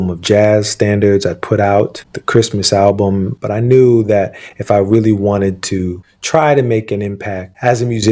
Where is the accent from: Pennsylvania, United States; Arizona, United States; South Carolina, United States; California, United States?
Pennsylvania, United States; Philadelphia; I grew up in Philadelphia